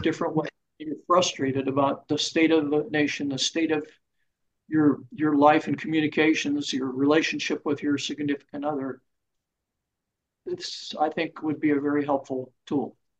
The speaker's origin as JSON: {"language": "English", "town": "Pittsburgh", "region": "Pennsylvania", "country": "United States", "tie": "born or raised there", "said": "I was born and raised in Pittsburgh, Pennsylvania"}